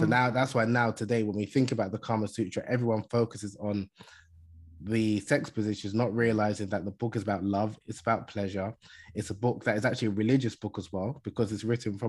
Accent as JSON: {"language": "English", "country": "Nigeria", "said": "I'm originally from Nigeria, as I mentioned in the beginning, in West Africa. Although I'm a Muslim and most of my family are Muslim, half of my family, my mom's side, are Christian."}